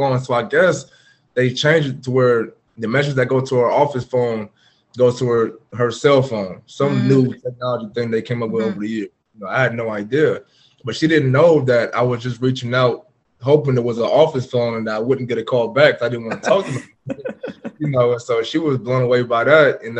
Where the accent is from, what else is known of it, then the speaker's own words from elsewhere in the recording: Portland, Oregon, United States; moved away as an adult; also born or lived in Jacksonville; now in Houston, United States; I'm from Portland, Oregon